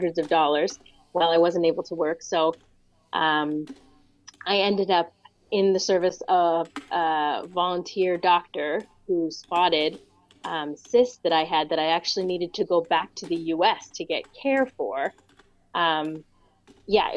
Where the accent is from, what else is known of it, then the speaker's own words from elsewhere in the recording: United States; moved away as an adult; also born or lived in Pittsburgh, Pennsylvania / Boston, Massachusetts; now in Windsor, Canada; I grew up Pittsburgh and Boston, kind of half and half.